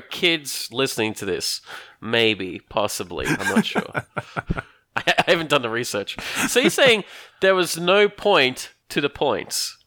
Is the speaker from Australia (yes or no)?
yes; Australia; I'm Australian.